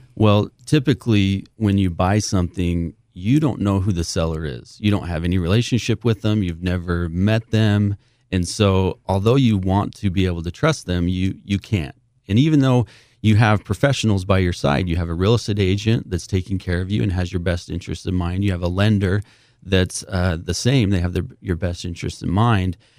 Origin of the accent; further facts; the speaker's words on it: St. George, Utah, United States; born and raised in Saint George, Utah